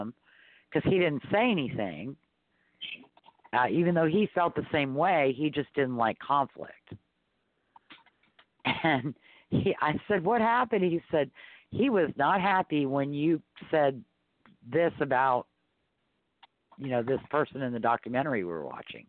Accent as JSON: {"language": "English", "town": "New Orleans", "region": "Louisiana", "country": "United States", "tie": "born or raised there", "said": "I was raised in New Orleans"}